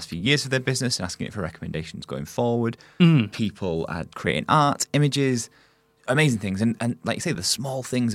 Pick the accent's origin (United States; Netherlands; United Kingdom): United Kingdom; I say that as a British person